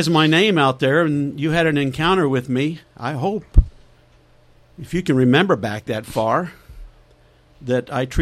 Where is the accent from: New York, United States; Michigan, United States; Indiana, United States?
Indiana, United States; Plymouth; I was born and raised here in Plymouth, and I left in 1962 to go into the Navy